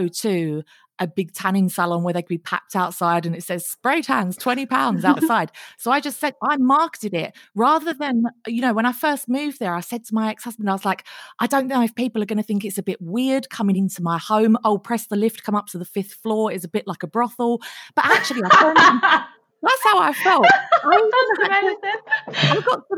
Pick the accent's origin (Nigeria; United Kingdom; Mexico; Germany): United Kingdom; Essex, East of England; we're from Essex